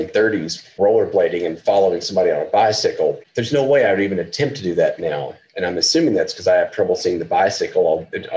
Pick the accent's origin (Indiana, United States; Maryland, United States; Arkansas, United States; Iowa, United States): Arkansas, United States; eastern; moved away as an adult; also born or lived in Fayetteville, Arkansas / Iceland / New York; I grew up in eastern Arkansas, which is about 50, my hometown was about 50 miles west of Memphis.